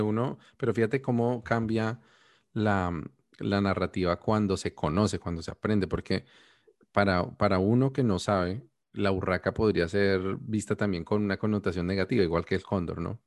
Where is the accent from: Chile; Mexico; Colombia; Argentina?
Colombia; no tenemos esas narrativas como colombianos